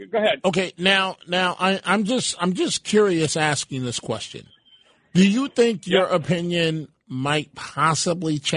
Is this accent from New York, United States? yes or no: yes; Bronx, New York, United States; So those that um maybe from the Bronx, and I'm I'm from the Bronx